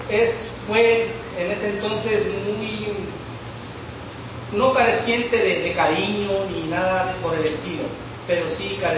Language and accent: Spanish; Puebla, Mexico; moved away as an adult; also born or lived in Veracruz; now in Los Mochis, Mexico; yo soy del estado de Puebla, a 45 minutos en camión. Es un ejido muy pequeño, muy humilde.